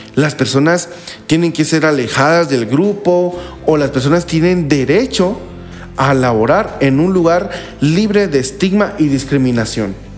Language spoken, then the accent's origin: Spanish; Guatemala; como guatemaltecos